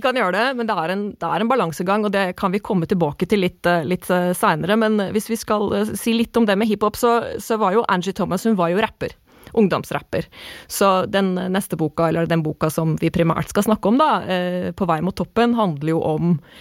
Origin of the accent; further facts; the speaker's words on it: Moss, Østfold, Norway; Jeg er mossing.